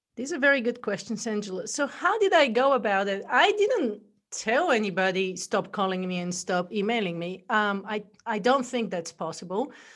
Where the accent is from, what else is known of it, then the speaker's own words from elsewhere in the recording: Bulgaria; accent: funky accent; English is a second language; moved away as an adult; now in United States; I'm originally from Bulgaria. That's where the accent is from